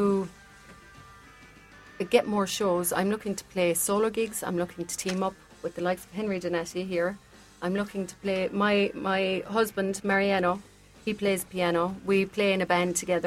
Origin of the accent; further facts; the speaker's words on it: Newtownshandrum, Munster, Ireland; moved away as an adult; now in Buenos Aires, Argentina; I came from Newtown Shandrum, 850 people living there, and we're in Buenos Aires